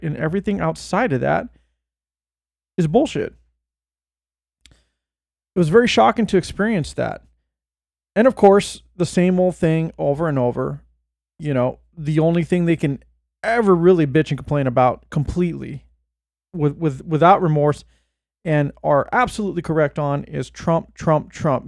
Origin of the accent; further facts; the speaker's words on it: Bay Area, California, United States; moved away; I was born in the Bay and moved away